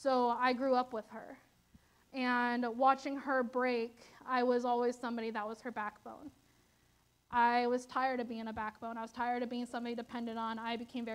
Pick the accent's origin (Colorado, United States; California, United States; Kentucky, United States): California, United States; Susanville; moved away; I'm from Susanville, California, which is like 6 hours north